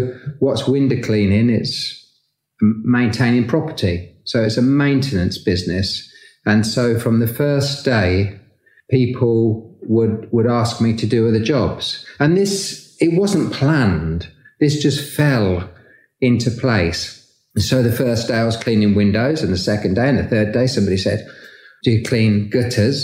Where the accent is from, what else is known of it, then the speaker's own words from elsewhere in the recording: Peterborough, East of England, United Kingdom; I grew up in Peterborough